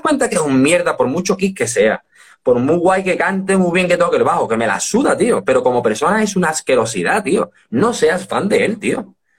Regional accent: Seville, Andalusia, Spain; moved away as an adult; also born or lived in Premià de Mar / Madrid / Dos Hermanas / Alcalá de Guadaíra; vivíamos en Sevilla y aquí no hay conciertos

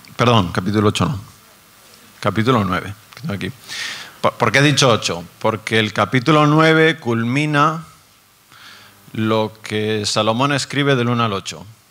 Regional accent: Basque Country, Spain; Yo soy del País Vasco

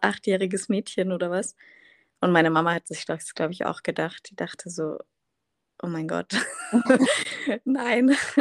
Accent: Munich, Bavaria, Germany; moved away as an adult; now in Berlin, Germany; komme ursprünglich aus München, aus Bayern

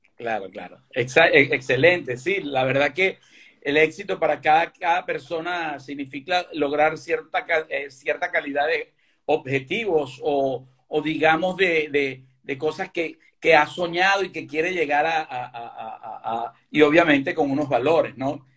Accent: Caracas, Capital District, Venezuela; moved away as an adult; now in Galicia, Spain; yo sí nací aquí en Galicia y me fui a los ocho años para, para Caracas

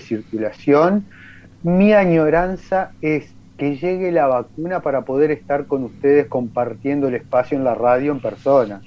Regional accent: Uruguay

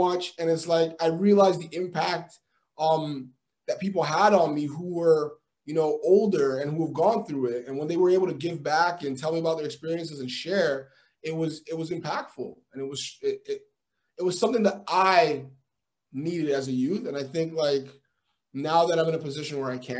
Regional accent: Toronto, Ontario, Canada; also born or lived in Montreal / Peel Region; I was born in Montreal. I actually grew up mostly in the city, in Toronto. And then I moved to the west probably in grade 9, grade 10

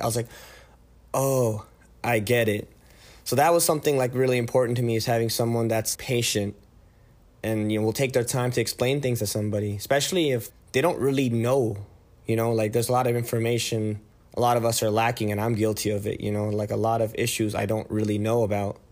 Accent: San Jose, California, United States; moved away as an adult; now in Tucson, United States; I was born and raised in the Bay Area, California.

